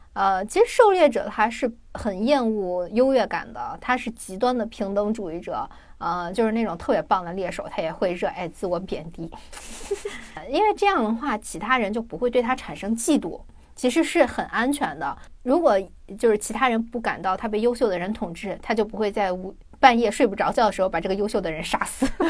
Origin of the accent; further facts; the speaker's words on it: China; 我们就是拥有了很多美食的国家